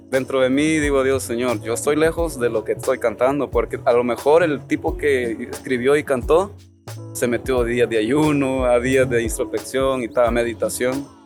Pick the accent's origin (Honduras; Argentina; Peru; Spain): Honduras; Yo soy hondureño, güey.